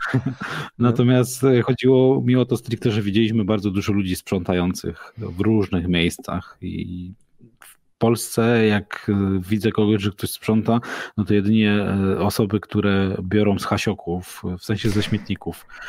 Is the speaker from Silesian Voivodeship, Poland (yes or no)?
yes; Mysłowice, Silesian Voivodeship, Poland; u nas w Mysłowicach